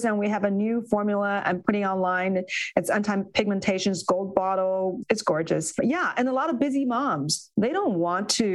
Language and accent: English; Beijing, China; moved away as an adult; I grew up in China. I spent my first 20 years in Beijing